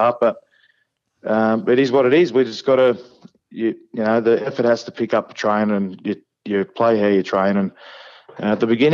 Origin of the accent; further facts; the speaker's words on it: Goulburn, New South Wales, Australia; I grew up in Goulburn